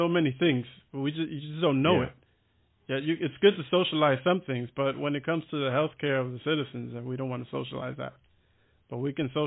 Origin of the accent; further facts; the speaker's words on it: Miami, Florida, United States; moved away as an adult; now in Berlin, Germany; I'm from Miami